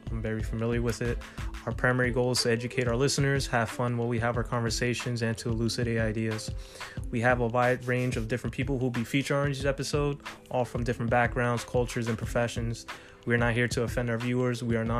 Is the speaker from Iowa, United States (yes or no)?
no; North Plainfield, New Jersey, United States; New Jersey is a state that I'm originally from. I was born in Plainfield, but spent most of my life in North Plainfield. Graduated from NPHS, class of 2010. Route 22 is the highway I grew up around.